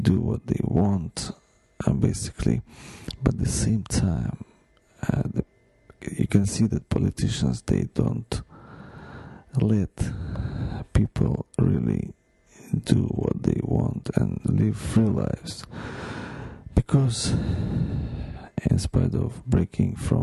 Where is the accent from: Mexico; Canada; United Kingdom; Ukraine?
Ukraine; now in United States; my home country